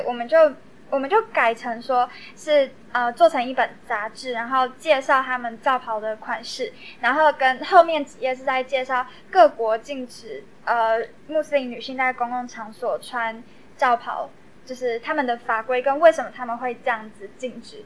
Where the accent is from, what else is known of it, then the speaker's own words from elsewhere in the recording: Taoyuan, Taiwan; 我也是桃园人，然后就想要做一个跟自己的家乡，呃，过去相关的历史主题这样